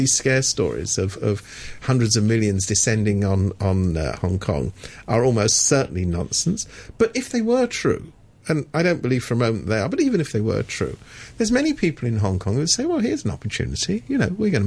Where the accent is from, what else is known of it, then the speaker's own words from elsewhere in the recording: London, United Kingdom; I come from London. I'm a Londoner